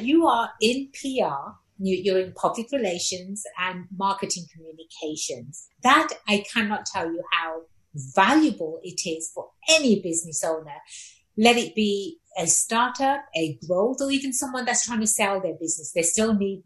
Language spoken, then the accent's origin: English; England, United Kingdom; growing up in England, and in my English class